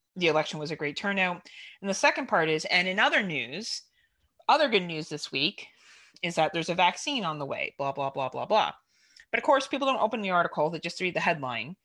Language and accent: English; Canada; we're Canadian